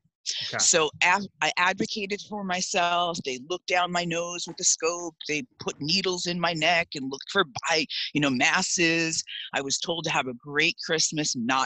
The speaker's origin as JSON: {"language": "English", "town": "East Islip", "region": "New York", "country": "United States", "tie": "born or raised there", "said": "So I started out in Long Island, New York, Suffolk County, grew up in East Islip"}